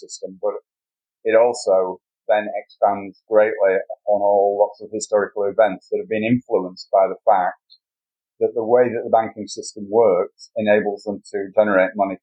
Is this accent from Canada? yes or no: no; United Kingdom; being a Brit